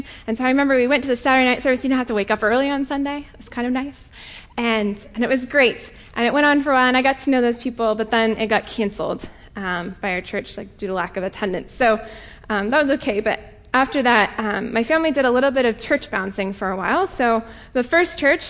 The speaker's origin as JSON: {"language": "English", "region": "Colorado", "country": "United States", "moved": "yes", "said": "I'm from Colorado originally."}